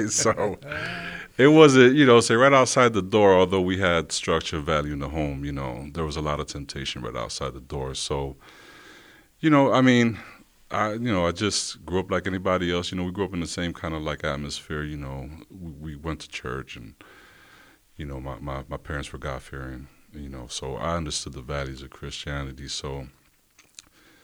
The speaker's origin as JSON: {"language": "English", "town": "Rochester", "region": "New York", "country": "United States", "tie": "born or raised there", "said": "I'm born and raised in Rochester, New York. Grew up on the east side"}